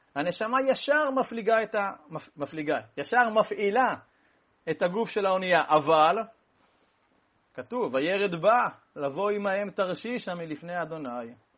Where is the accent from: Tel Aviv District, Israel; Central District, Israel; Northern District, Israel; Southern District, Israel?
Central District, Israel; Rehovot; אני נולדתי בקפלן